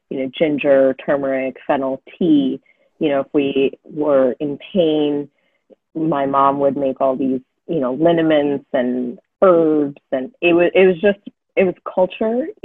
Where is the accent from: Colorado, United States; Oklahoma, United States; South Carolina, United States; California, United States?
California, United States; Fremont; also born or lived in New York / Los Angeles; And I grew up in Fremont, just outside of San Francisco